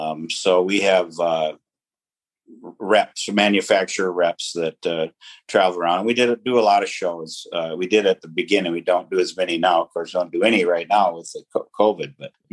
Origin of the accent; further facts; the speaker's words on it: Fergus Falls, Minnesota, United States; I did. Yep.